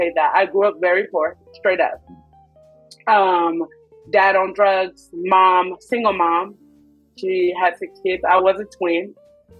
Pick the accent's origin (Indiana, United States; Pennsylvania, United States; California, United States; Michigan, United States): California, United States; Inglewood; also born or lived in East Coast; I'm from Inglewood. Los Angeles, California, born and raised.